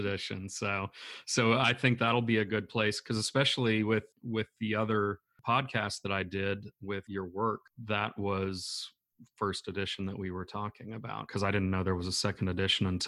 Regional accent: Grand Forks, North Dakota, United States; I was born in the Grand Forks area

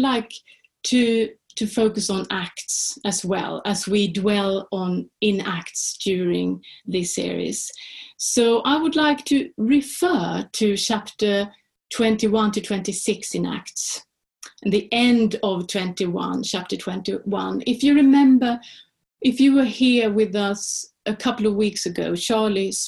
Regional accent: Sweden; first language Swedish; English is a second language; now in Oxford, United Kingdom; So I'm from Sweden, and therefore I speak Swedish.

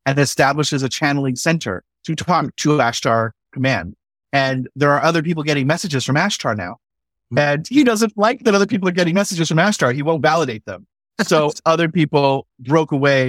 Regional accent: California, United States; And this is all in my homeland of California

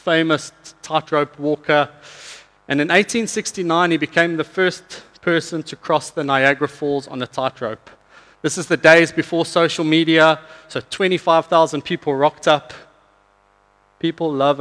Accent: South Africa; moved away; I'm from South Africa.

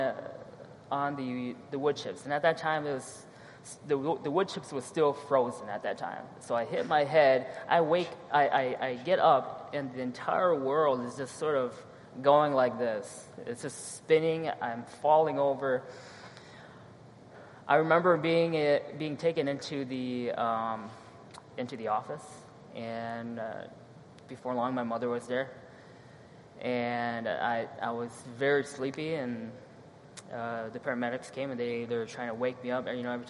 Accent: Sheboygan, Wisconsin, United States; also born or lived in La Crosse, Wisconsin; I was born in La Crosse, city of La Crosse, and by the time I knew it, I'm probably 3 years old, we moved to Sheboygan.

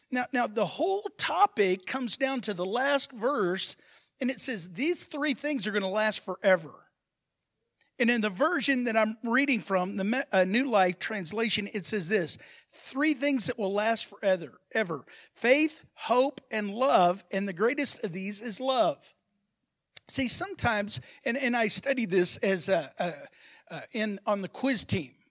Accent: Brazil; now in Texas, United States; Even people that moved to Texas, like me, I'm, I'm a Texan said the man from Brazil.

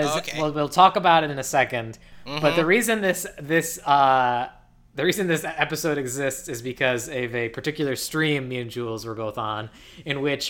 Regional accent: United States; I'm American

